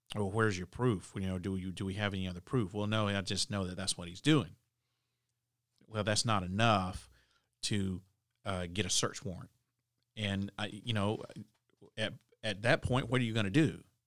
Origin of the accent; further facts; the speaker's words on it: the South, United States; I'm from the South